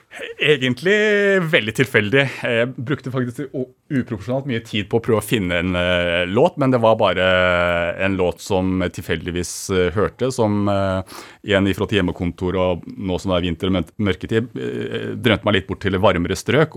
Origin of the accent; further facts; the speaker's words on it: Kongsvinger, Innlandet, Norway; Født og oppvokst på Kongsvinger